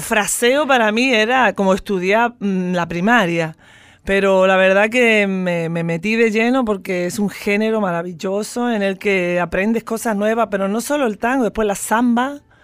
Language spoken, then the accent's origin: Spanish; Estepona, Andalusia, Spain; also born or lived in Madrid; now in Buenos Aires, Argentina; yo soy andaluza, soy de un pueblecito de Málaga, de Estepona, de la Costa del Sol